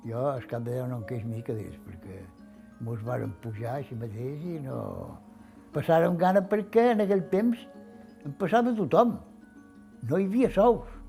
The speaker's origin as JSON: {"language": "Catalan", "town": "Formentera", "region": "Balearic Islands", "country": "Spain", "tie": "born there", "said": "vaig néixer a Formentera el dia 15 de novembre del 28."}